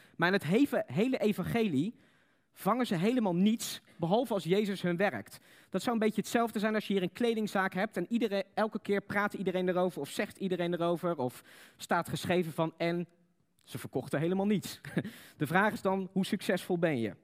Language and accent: Dutch; Netherlands; Wij als Nederlanders